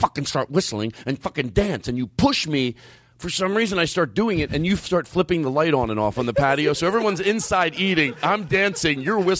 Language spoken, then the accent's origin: English; Philadelphia, Pennsylvania, United States; now in California, United States; I grew up in Philadelphia, and, there were Wawas there, and I always liked the Wawas.